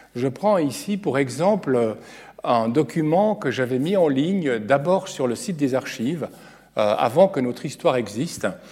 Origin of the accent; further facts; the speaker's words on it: Geneva, Switzerland; je viens de Genève